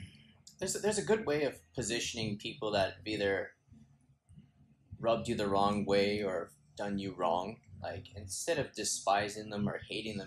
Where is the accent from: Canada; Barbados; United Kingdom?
Canada; Clinton, British Columbia; moved away as an adult; also born or lived in Vancouver; now in Japan; I spent the majority of my childhood in a small town called Clinton